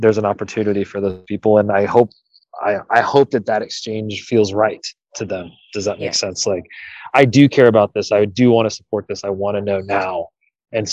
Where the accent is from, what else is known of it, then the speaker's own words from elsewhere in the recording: United States; Was part of the Olympic development program here as a youth